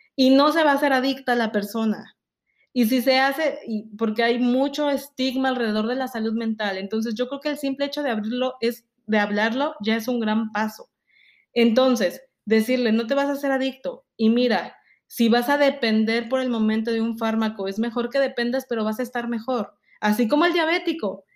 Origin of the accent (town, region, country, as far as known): Mexico; moved away